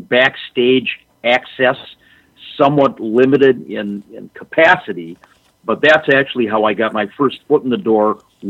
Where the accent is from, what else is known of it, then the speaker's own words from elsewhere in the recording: Minneapolis, Minnesota, United States; being born and raised in the Twin Cities in AWA country